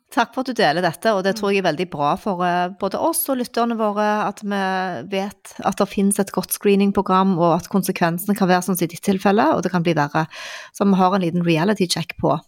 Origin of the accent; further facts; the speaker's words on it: Stavanger, Rogaland, Norway; jeg er jo fra Stavanger